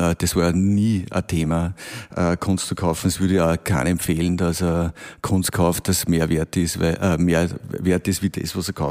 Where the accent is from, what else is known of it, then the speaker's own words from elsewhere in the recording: Bavaria, Germany; Ich komme ja aus dem Bermuda-Dreieck dort, was äh, Technologie betrifft, also Amag, äh, dann die Wackerchemie, Gendorf.